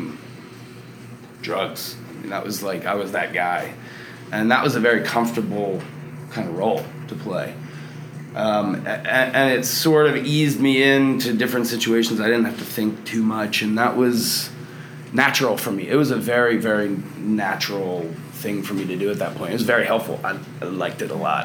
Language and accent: English; Delaware, United States; moved away as an adult; now in Austin, United States; I'm from Delaware originally. I've been out here in Austin for about 5 or 6 years.